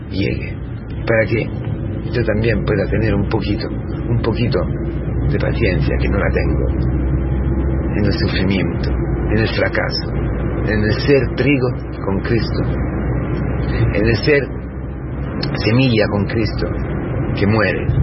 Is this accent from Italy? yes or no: yes; Italy; Spanish is a second language; moved away; siendo italiano